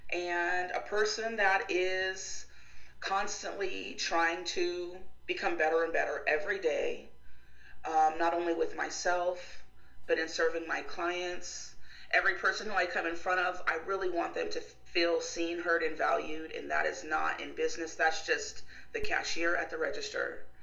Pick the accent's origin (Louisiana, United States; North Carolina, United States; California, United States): California, United States; Yes, I was born in California. I lived in Texas in college.